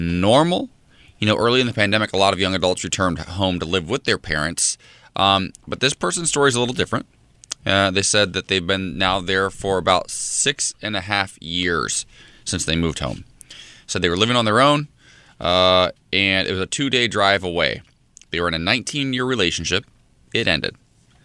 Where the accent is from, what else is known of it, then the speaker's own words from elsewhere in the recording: Ohio, United States; my hometown has a couple little spots in Ohio